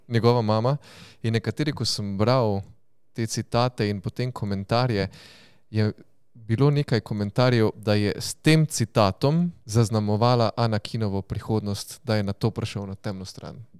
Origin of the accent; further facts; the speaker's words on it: Styria, Slovenia; smo na Štajerskem in smo vsi Štajerci